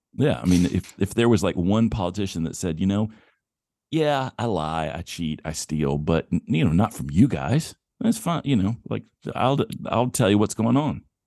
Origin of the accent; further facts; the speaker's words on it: the South, United States; born or raised there